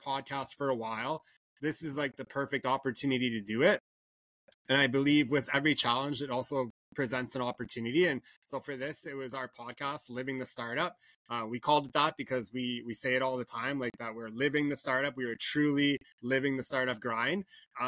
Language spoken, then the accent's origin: English; Canada; growing up in Canada, hardcore hockey fan, played minor pro